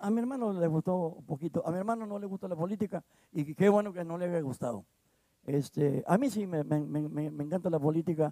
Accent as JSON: {"language": "Spanish", "area": "Cinco Manantiales", "region": "Coahuila", "country": "Mexico", "said": "los pueblitos que pertenecemos nosotros. Está Vía Unión, Allende, Morelos, Zaragoza y, Nava"}